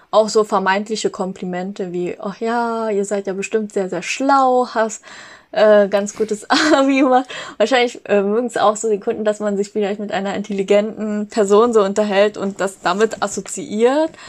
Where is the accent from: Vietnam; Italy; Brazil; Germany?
Vietnam; Und ich so, ich bin Vietnamesin, aber okay, Ni Hao zurück.